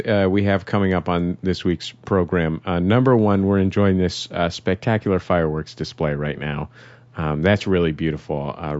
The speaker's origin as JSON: {"language": "English", "town": "San Francisco", "region": "California", "country": "United States", "tie": "born or raised there", "moved": "as an adult", "lives_now": "Los Angeles, United States", "said": "my hometown of San Francisco"}